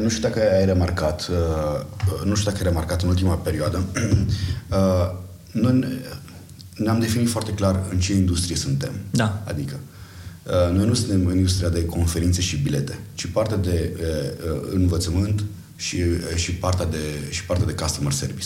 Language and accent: Romanian; Arad, Arad County, Romania; moved away as an adult; also born or lived in Timișoara; now in Bucharest, Romania; eu sunt din Arad